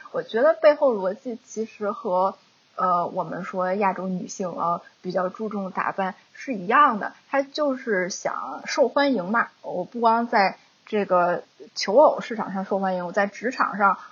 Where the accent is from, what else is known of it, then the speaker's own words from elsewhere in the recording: China; moved away; 我们中国人